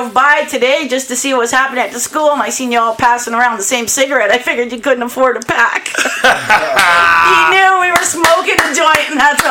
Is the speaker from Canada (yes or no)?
yes; Welland, Ontario, Canada; Born and raised in Welland.